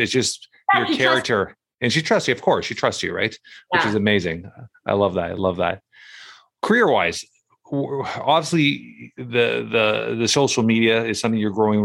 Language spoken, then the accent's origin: English; Toronto, Ontario, Canada; I'm from Toronto, Canada. It gets cold here in the winters